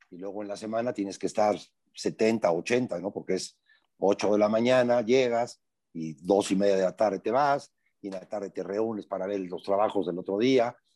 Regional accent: Veracruz, Mexico; accent: jarocho; soy, muy jarocho yo hablando.

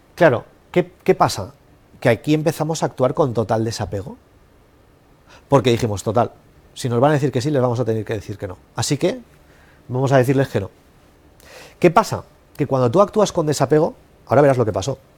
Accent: Spain; yo soy de España

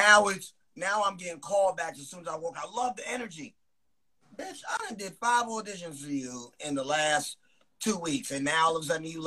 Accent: New Rochelle, New York, United States; I'm from New Rochelle, New York.

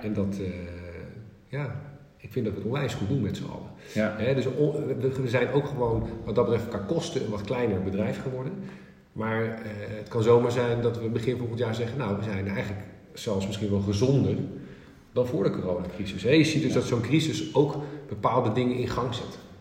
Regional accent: northern Netherlands, Netherlands; als Noorderling

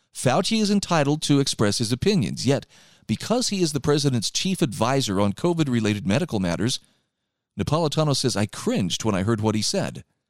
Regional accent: Utah, United States; my home state of Utah

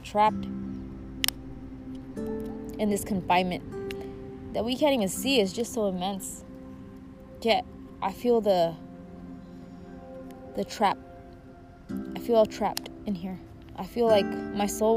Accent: Mexico; I was born in Mexico

